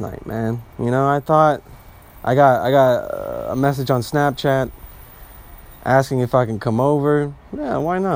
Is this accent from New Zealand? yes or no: no; Bosnia & Herzegovina; I'm Bosnian, okay? I'm from Southeastern Europe.